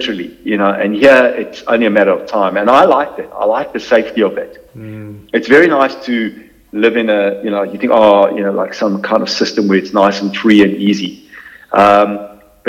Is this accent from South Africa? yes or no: yes; South Africa; moved away as an adult; also born or lived in Bondi, Australia; now in Australia; You can hear by my accent. Born in South Africa